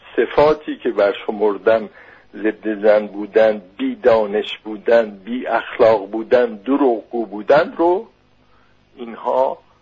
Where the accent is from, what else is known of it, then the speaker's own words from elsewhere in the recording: Iran; من به عنوان یک ایرانی